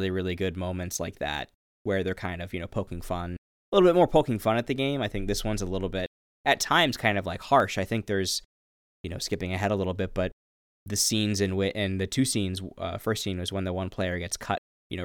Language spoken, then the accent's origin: English; Reading, Pennsylvania, United States; You know, I grew up in Reading, Pennsylvania, which has